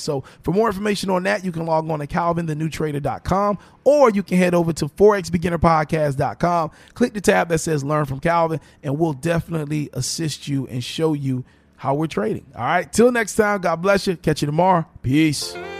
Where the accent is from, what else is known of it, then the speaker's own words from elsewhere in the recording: Miami, Florida, United States; I'm born and raised in Miami